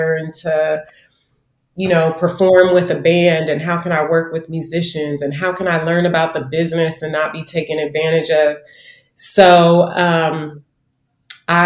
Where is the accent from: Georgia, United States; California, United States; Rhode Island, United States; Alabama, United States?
California, United States; Oakland; also born or lived in Berkeley, California; I was born in Oakland, but grew up in Berklee and in Oakland